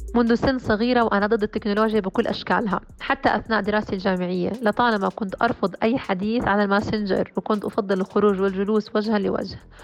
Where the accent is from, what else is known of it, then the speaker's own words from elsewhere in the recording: Jordan; also born or lived in United States; بلدي الأردن